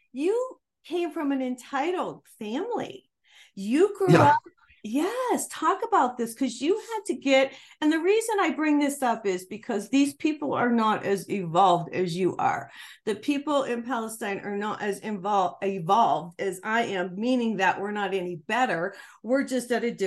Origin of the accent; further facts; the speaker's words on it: Scotland, United Kingdom; I'm a Scottish girl, so I want to go back to Scotland.